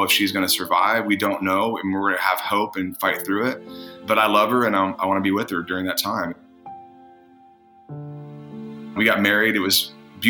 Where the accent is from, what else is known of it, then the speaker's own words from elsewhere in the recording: Indiana, United States; moved away as an adult; also born or lived in California; I moved from Indiana to California when I was 18.